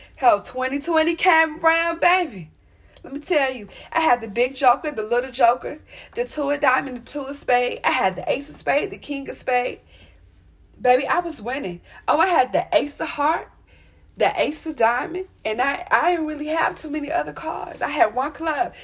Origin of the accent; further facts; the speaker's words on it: Maryland, United States; I was born out here in Maryland